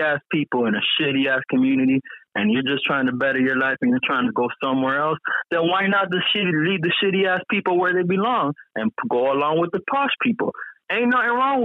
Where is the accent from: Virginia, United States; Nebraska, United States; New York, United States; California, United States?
New York, United States; New York City; now in Dublin, Ireland; I'm originally from a place called New York City